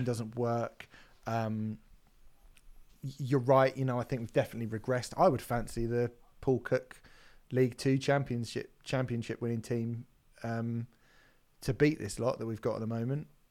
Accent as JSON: {"language": "English", "area": "Hampshire", "region": "South East England", "country": "United Kingdom", "tie": "born or raised there", "said": "growing up in Hampshire, there's a slightly different language that Portsmouth has"}